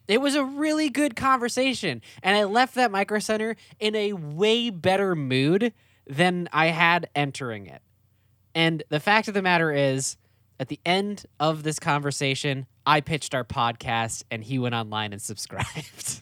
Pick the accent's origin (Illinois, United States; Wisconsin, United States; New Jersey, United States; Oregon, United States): Wisconsin, United States; when I was a kid, like growing up in Wisconsin.